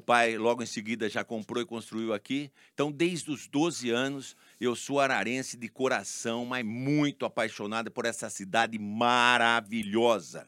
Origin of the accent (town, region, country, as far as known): Araras, São Paulo, Brazil; born or raised there; also born or lived in Leme, Brazil